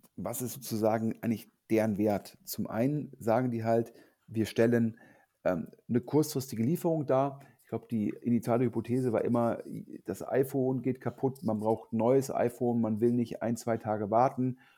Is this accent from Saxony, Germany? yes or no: no; Düsseldorf, North Rhine-Westphalia, Germany; in Düsseldorf, also in, in, in Anführungsstrichen meiner Heimatstadt